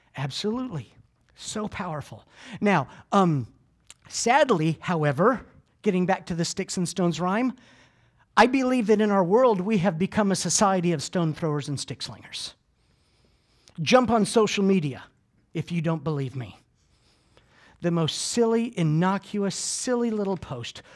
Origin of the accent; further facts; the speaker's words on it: Georgia, United States; also born or lived in Clearwater, Florida; I am from Georgia